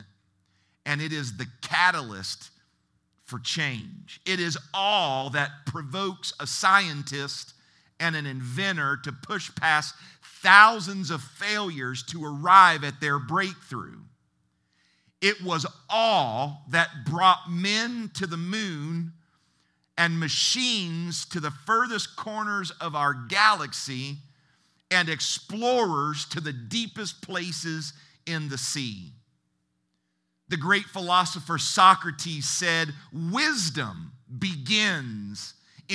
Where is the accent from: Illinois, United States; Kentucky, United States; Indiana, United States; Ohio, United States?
Ohio, United States; moved away as an adult; also born or lived in Seattle area, Washington; I'm originally from Ohio, and in my mid-20s, I relocated to the Seattle area